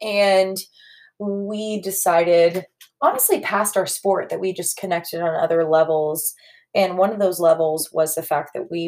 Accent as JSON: {"language": "English", "town": "Nashville", "region": "Tennessee", "country": "United States", "said": "So we're from Nashville, Tennessee."}